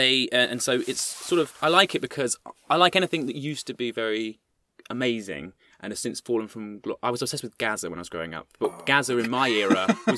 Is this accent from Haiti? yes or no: no; Lincolnshire, East Midlands, United Kingdom; I grew up near there.